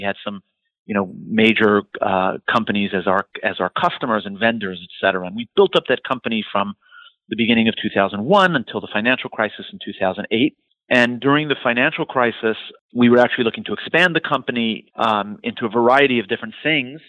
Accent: New York City, New York, United States; also born or lived in Israel / Montreal, Canada; I'm born and raised in New York City

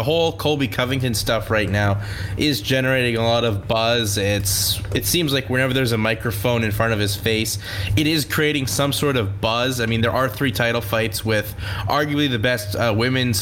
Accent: Kitchener, Ontario, Canada; my hometown of Kitchener

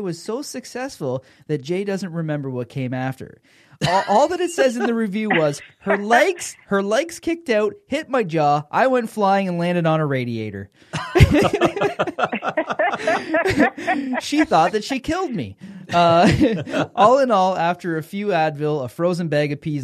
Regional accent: Canada; We're Canadian

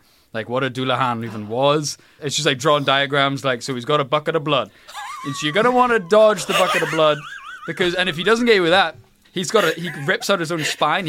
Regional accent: Ireland; growing up in Ireland, we had heritage class, which I think on paper, the idea was it was to teach us Irish language and teach us about Irish culture.

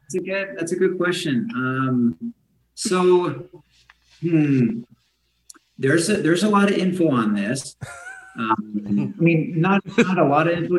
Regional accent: Idaho, United States; I was born and raised here in Idaho

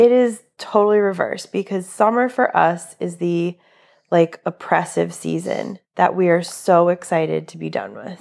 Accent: New England, United States; now in Florida, United States; I'm originally from New England, not from Florida

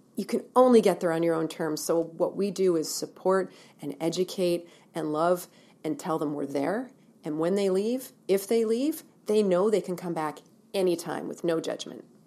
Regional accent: Ontario, Canada; moved away as an adult; also born or lived in Ottawa / Halifax, Nova Scotia / Vancouver; now in Kelowna, Canada; I'm born and raised in Ontario, and lived there

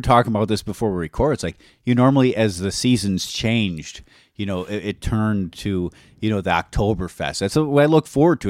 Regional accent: Wisconsin, United States; we're from Wisconsin

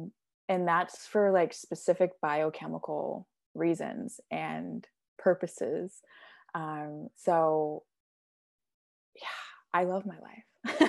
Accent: Oklahoma, United States; also born or lived in California; I was born in California, went back and forth between California and here in Oklahoma. So I spent about 9 years total in California, Southern California to be exact

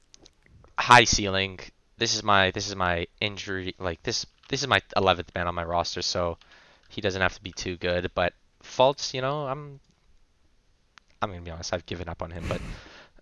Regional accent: Canada; as a Canadian

